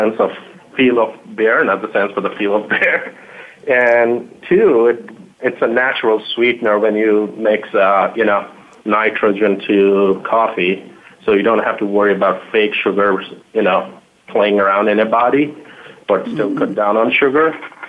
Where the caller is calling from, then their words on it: Chicago, Illinois, United States; I'm in Chicago right now